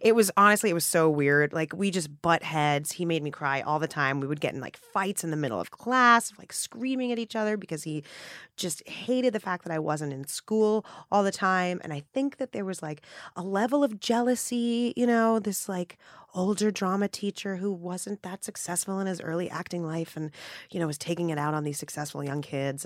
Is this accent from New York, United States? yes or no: yes; New York City, New York, United States; I grew up in a Hell's Kitchen in Midtown Manhattan